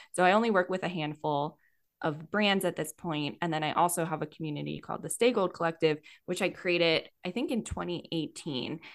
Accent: Yardley, Pennsylvania, United States; moved away as an adult; also born or lived in Philadelphia, Pennsylvania / Denver, Colorado; I grew up in Yardley, Pennsylvania.

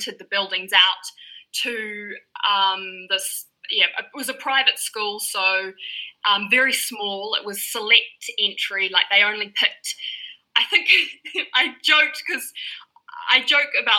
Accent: Papakura, Auckland, New Zealand; now in Waiheke Island, New Zealand; I grew up in Papakura

